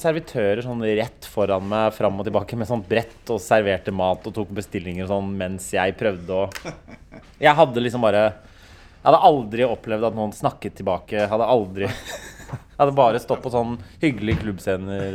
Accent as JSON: {"language": "Norwegian", "region": "Oslo", "country": "Norway", "said": "jeg kommer fra Bekkelaget"}